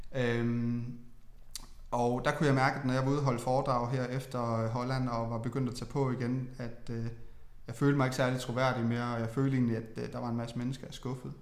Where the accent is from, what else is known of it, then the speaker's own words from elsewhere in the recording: Funen, Southern Denmark, Denmark; jeg jo meget Fynbo